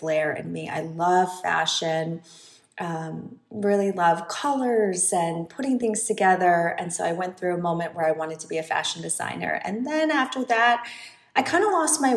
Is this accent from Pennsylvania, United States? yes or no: no; Minnesota, United States; moved away; also born or lived in New York; I grew up in Minnesota.